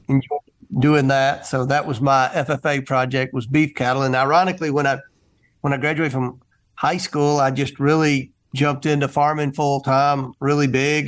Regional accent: Kentucky, United States; also born or lived in Carthage, Tennessee; I was born in Carthage, Tennessee, which is the hometown of Al Gore. And I, I grew up in Kentucky

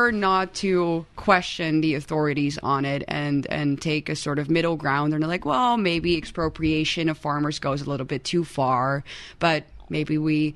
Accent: Hilversum, North Holland, Netherlands; I'm from Hilversum, which is only 15 minutes away from Amersfoort.

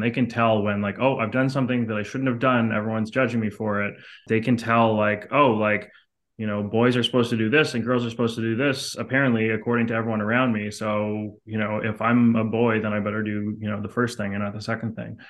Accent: Montreal, Quebec, Canada; I grew up in Canada, in Montreal, which is a very artsy city

